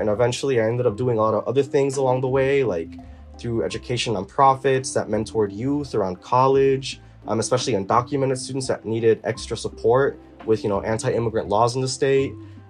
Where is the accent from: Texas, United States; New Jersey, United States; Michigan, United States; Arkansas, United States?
Arkansas, United States; also born or lived in New York; now in Atlanta, United States; Growing up in Arkansas, it was really weird for me to come from New York, where we had all kinds of people.